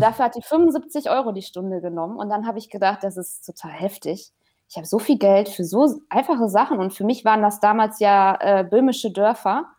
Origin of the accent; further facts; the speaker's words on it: Haltern am See, North Rhine-Westphalia, Germany; wohne in Haltern am See